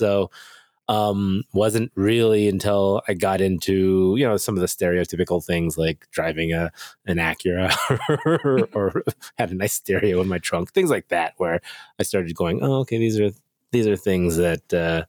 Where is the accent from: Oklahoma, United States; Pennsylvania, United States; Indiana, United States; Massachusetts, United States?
Oklahoma, United States; Bartlesville; moved away as an adult; also born or lived in Seoul, South Korea; was adopted from Seoul when I was 5 months old, and came over and was raised in Bartlesville, Oklahoma, and raised by a wonderful parents who are. German, Scottish, and German Czech.